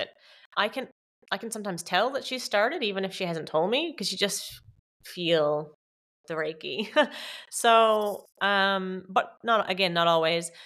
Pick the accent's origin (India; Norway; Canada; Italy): Canada; moved away as an adult; also born or lived in Newfoundland, Canada; now in Australia; I'm Canadian, so I was living in Newfoundland, Canada, and came back home